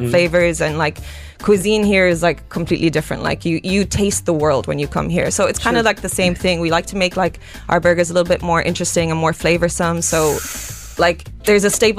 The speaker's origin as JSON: {"language": "English", "country": "Ireland", "said": "I'm Irish"}